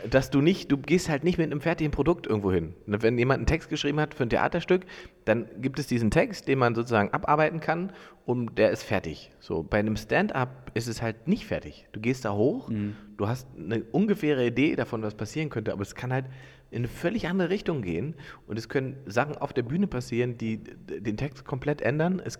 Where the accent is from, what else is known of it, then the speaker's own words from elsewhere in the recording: Salzwedel, Saxony-Anhalt, Germany; now in Berlin, Germany; bin ich in Sachsen-Anhalt